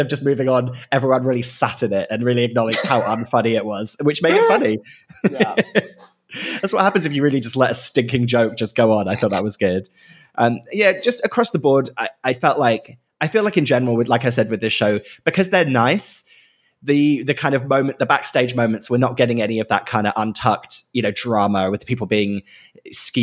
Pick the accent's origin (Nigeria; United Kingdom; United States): United Kingdom; As a British person and not an American person